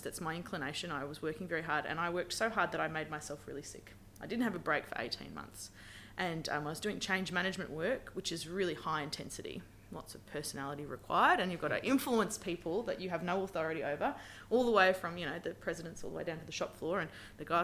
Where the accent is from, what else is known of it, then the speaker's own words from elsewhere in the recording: Brisbane, Queensland, Australia; moved away as an adult; also born or lived in Kalgoorlie, Western Australia; now in Western Australia, Australia; I'm from Brisbane originally